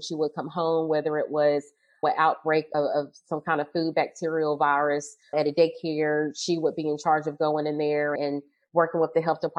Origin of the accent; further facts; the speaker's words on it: Greensboro, North Carolina, United States; also born or lived in Asheville, North Carolina / Durham, North Carolina; was born and raised in Greensboro, North Carolina